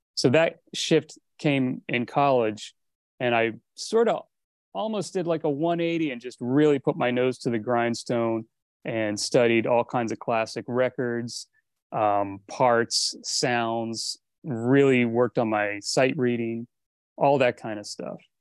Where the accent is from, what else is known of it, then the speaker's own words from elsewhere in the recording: East Coast, United States; moved away as an adult; also born or lived in Miami; now in Los Angeles, United States; growing up on the East Coast